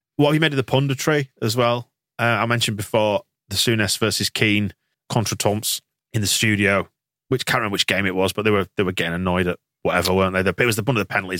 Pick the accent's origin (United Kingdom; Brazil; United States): United Kingdom; England; being English